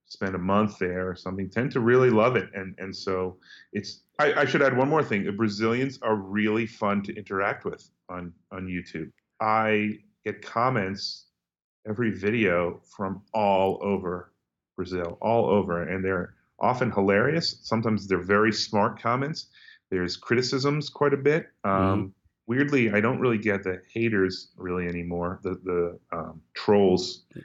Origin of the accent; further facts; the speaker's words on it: United States; we grew up in the United States where we hear everyone speaking English in all kinds of accents